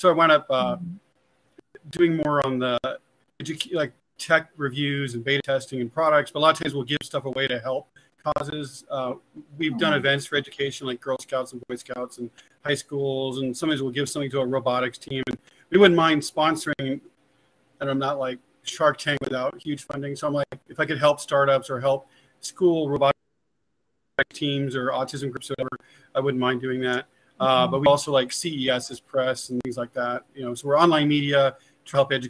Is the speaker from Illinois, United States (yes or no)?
no; Las Vegas, Nevada, United States; also born or lived in Henderson, Nevada; I'm actually a native, born and raised in Vegas. So my whole life, almost 54 years.